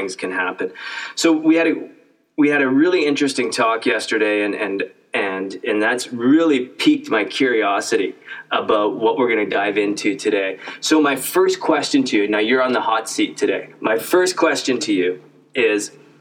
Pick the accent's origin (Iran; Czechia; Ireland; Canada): Canada; I grew up in Canada